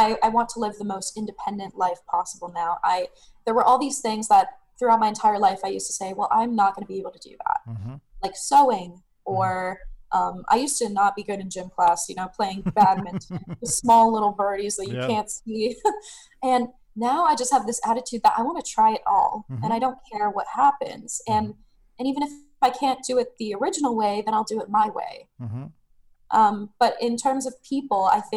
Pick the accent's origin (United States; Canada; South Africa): Canada; Sudbury, Ontario; now in Ottawa, Canada; I grew up north in Sudbury.